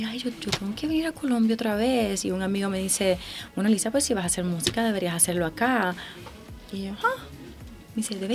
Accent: Puerto Rico; Yo vengo de Puerto Rico

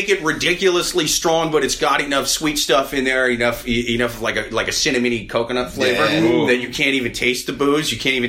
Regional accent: Iowa, United States; now in New York, United States; I didn't know about coquito until I moved to New York, man. I'm from Iowa originally.

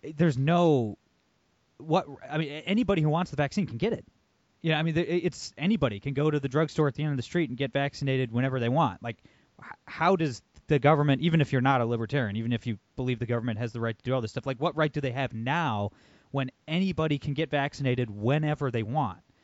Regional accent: Toledo, Ohio, United States; I'm born and raised in Toledo, Ohio.

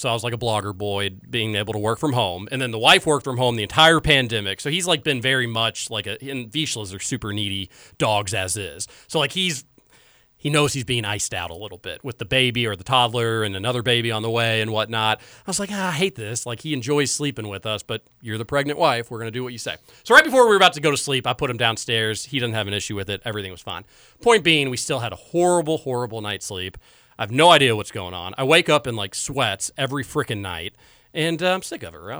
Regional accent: Louisville, Kentucky, United States; born in Louisville, growing up in Louisville.

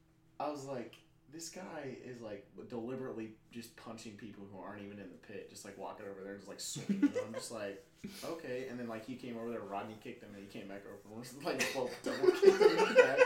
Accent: Indiana, United States; I call myself a Hoosier.

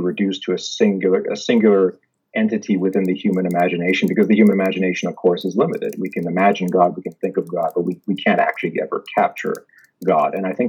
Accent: Jakarta, Indonesia; born there; I was born in Jakarta, but have only ever been American because Indonesia doesn't actually allow dual citizenship.

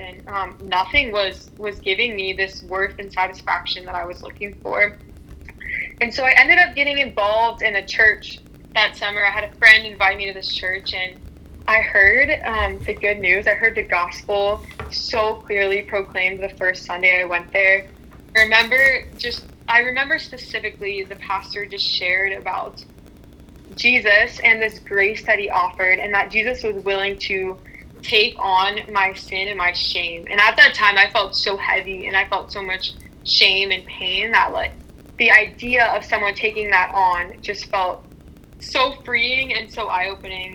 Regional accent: Pittsburgh, Pennsylvania, United States; moved away as an adult; also born or lived in Cleveland, Ohio; I grew up in Pittsburgh, Pennsylvania, a little north of the city.

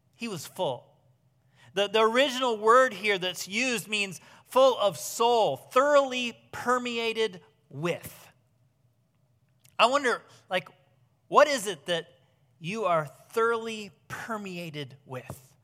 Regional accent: Southwest Michigan, United States; now in Ohio, United States; I grew up in Southwest Michigan

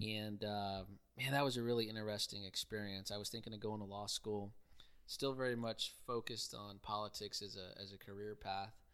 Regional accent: Houston, Texas, United States; moved away as an adult; also born or lived in College Station, Texas; born and raised in Houston, uh, from the Southwest part in Richmond, Rosenberg

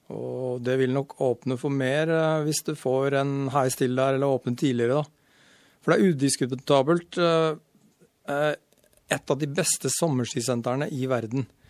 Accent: Sarpsborg, Østfold, Norway; now in Stryn, Norway; jeg er født i Sarp. Oppvokst rett utafor Sarp. Og uh, Sarpsborg

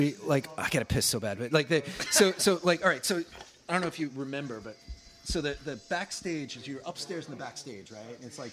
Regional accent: Long Island, New York, United States; You know, I'm from Long Island.

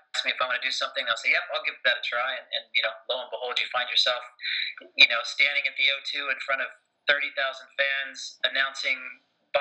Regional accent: United States; moved away as an adult; now in United Kingdom; as you can tell from my accent, I grew up in America, been in the UK for about 10 years

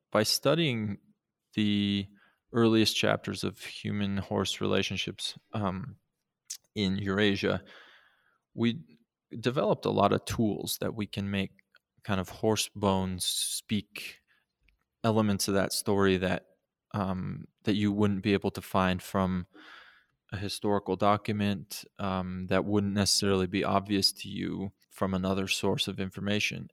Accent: Montana, United States; I grew up in Montana

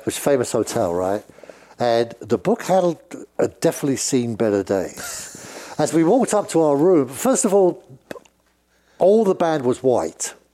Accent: England, United Kingdom; accent: British; I'm speaking in a British accent

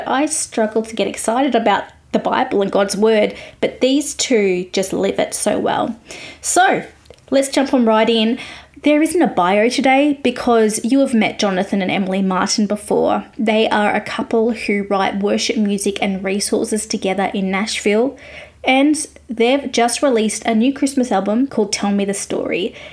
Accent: Australia; I'm an Aussie music journalist

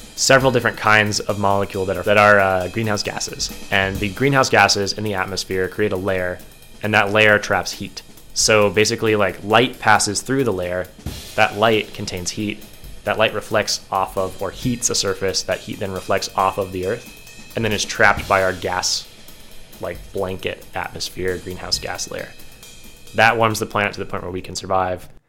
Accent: Ohio, United States; I'm from Ohio

